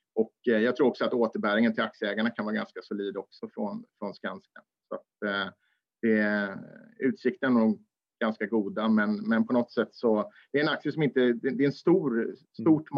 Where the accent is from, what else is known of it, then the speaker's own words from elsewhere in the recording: Småland, Sweden; jag är smålänning